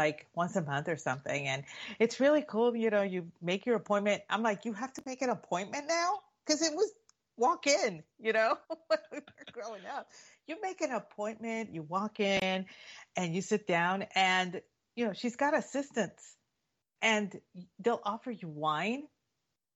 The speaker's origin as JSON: {"language": "English", "region": "South Texas", "country": "United States", "tie": "born or raised there", "moved": "yes", "said": "growing up in South Texas"}